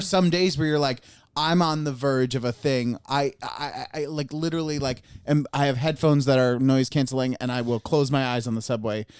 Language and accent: English; Bainbridge, New York, United States; moved away; my hometown, Bainbridge